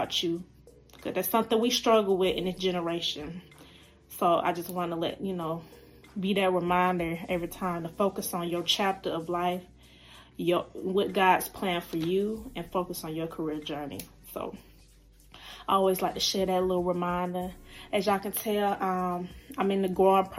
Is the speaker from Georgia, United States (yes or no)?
yes; Decatur, Georgia, United States; I am from Decatur, Georgia. That's where I'm from